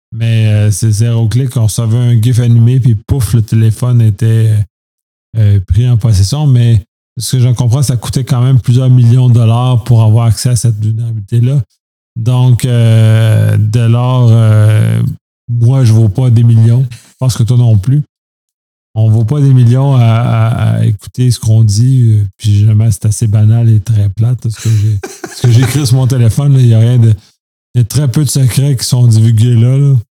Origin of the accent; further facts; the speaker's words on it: Canada; en tant que Canadien